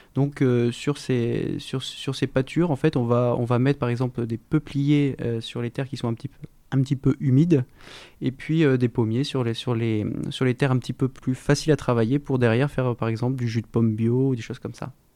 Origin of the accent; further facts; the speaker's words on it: Somme, Hauts-de-France, France; de Somme, j'ai grandi justement dans ce terroir très riche